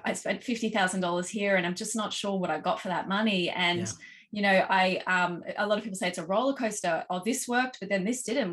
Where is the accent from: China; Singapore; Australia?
Australia; accent: Australian; as you can probably tell from my accent, um, based in Australia, uh, we've got operations in uh, here in Oz